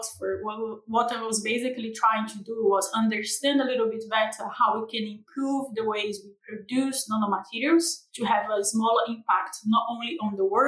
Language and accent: English; Brazil; accent: tropical; moved away as an adult; now in United Kingdom; I'm from Brazil. So I originally moved to the UK in 2017